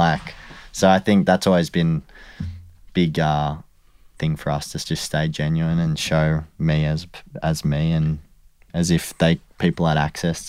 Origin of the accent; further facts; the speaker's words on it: Warrandyte, Victoria, Australia; Yeah, so I grew up in Warrandyte, so out a little bit out of the city.